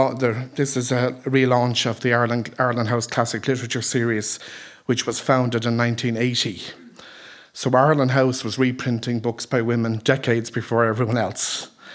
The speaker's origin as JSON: {"language": "English", "town": "Dublin", "region": "Leinster", "country": "Ireland", "tie": "born or raised there", "also_born_or_lived": "Galway", "said": "I grew up in North Dublin"}